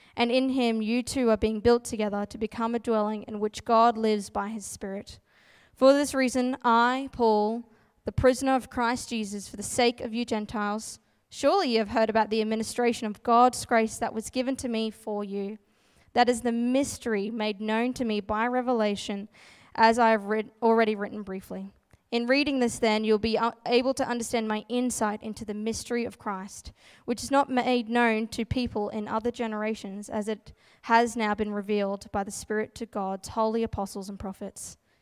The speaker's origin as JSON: {"language": "English", "town": "Gladstone", "region": "Queensland", "country": "Australia", "tie": "born or raised there", "moved": "as an adult", "lives_now": "Brisbane, Australia", "said": "my hometown, Gladstone, central Queensland"}